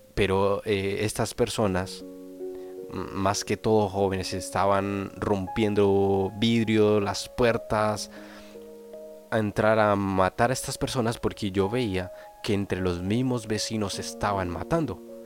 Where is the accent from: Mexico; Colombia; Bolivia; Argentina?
Colombia; also born or lived in Flandes, Tolima, Colombia; now in Spain; en mi país, en Colombia, yo soy colombiano, pero actualmente vivo en España